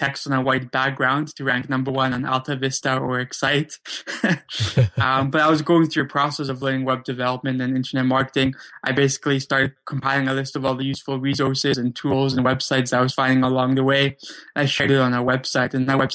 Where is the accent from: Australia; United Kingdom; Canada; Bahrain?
Canada; Vancouver, British Columbia; also born or lived in Krakow, Poland; I grew up in Vancouver, Canada, though I was originally born in Krakow, Poland